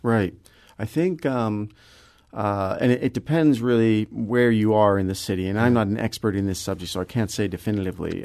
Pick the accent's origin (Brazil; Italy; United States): United States; Kirkwood, Missouri; I grew up in Kirkwood